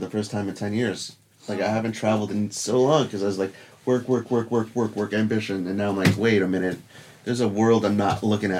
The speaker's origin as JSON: {"language": "English", "region": "New York", "country": "United States", "said": "I'm from New York."}